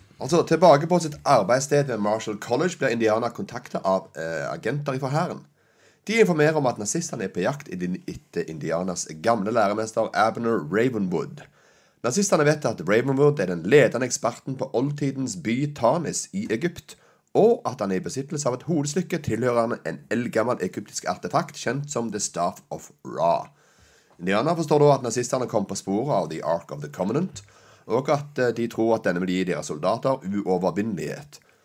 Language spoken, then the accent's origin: Norwegian; Sandnes, Rogaland, Norway; det gamle huset jeg vokste opp på Austrått i Sandnes